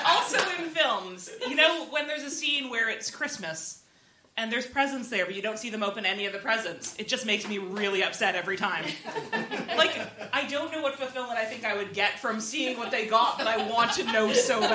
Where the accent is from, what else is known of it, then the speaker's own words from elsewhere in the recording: Canada; moved away; I'm Canadian